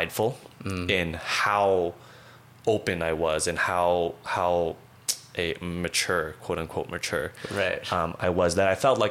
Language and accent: English; Calgary, Alberta, Canada; moved away as an adult; also born or lived in Toronto; now in Vancouver, Canada; I was born in Toronto. lived there till I was about 8, and then my family moved out to Calgary, grew up here, and I've been in Vancouver the last 5 years.